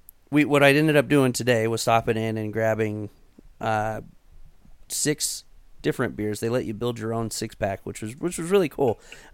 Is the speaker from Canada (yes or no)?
no; Colorado, United States; Being that we are from Colorado